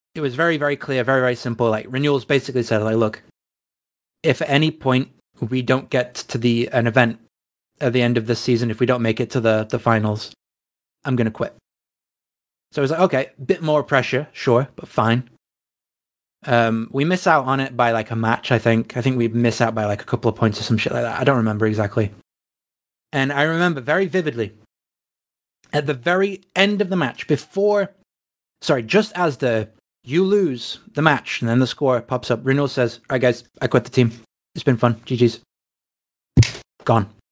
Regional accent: England, United Kingdom; we're English.

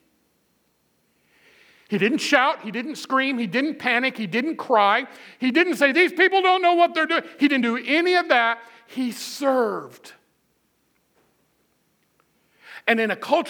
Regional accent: Midwest, United States; I'm a Midwesterner. We're kind of plain spoken

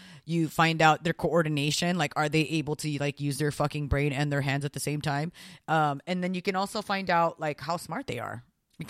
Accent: Philippines; I'm Filipino, dude.

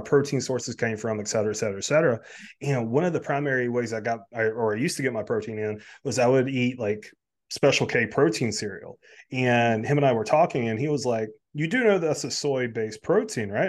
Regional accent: South Carolina, United States; now in Delaware, United States; Originally I'm from South Carolina

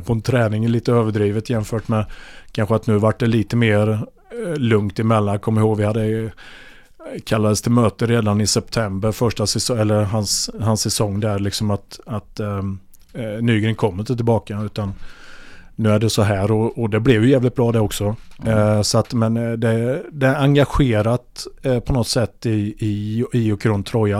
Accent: Vimmerby, Kalmar County, Sweden; moved away as an adult; also born or lived in Ljungby / Norrköping; vi är från Vimmerby

